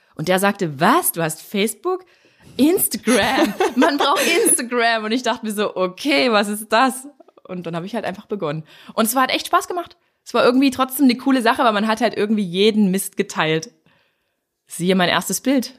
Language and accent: German; Dresden, Saxony, Germany; hier bei uns in Dresden